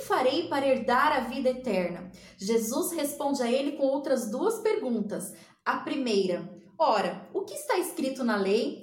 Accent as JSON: {"language": "Portuguese", "town": "Ribeirão Preto", "region": "São Paulo", "country": "Brazil", "said": "eu sou aqui de Ribeirão Preto, no interior de São Paulo"}